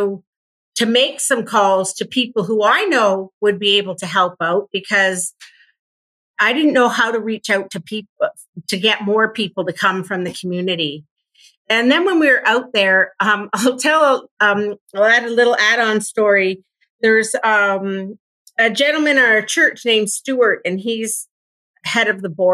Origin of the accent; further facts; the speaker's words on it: Ontario, Canada; moved away as an adult; now in Nova Scotia, Canada; I'm from Ontario